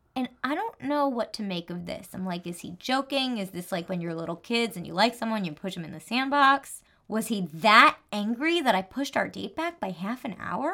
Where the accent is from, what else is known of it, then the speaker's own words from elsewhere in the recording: New Jersey, United States; I'm from New Jersey. I have a little accent sometimes